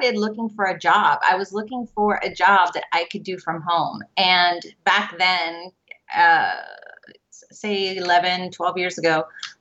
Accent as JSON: {"language": "English", "country": "United States", "tie": "born or raised there", "said": "My parents are Cuban immigrants. They came over from Cuba and they got married, and I was born here in the United States."}